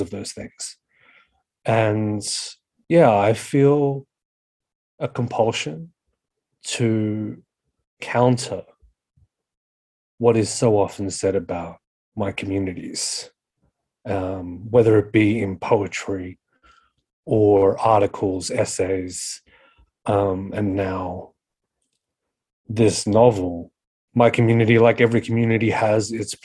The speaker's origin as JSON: {"language": "English", "town": "Sydney", "region": "New South Wales", "country": "Australia", "tie": "born or raised there", "said": "I was born and raised in Western Sydney, in Liverpool, around Casula, Lanier, Warwick Farm areas"}